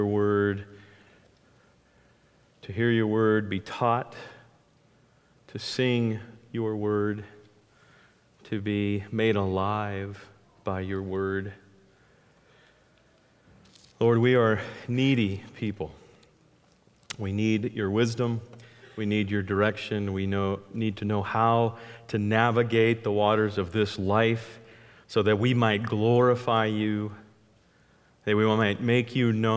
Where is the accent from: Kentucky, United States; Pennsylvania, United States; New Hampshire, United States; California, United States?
California, United States; I grew up in California and had the beautiful privilege of only being about 30 minutes from the giant sequoias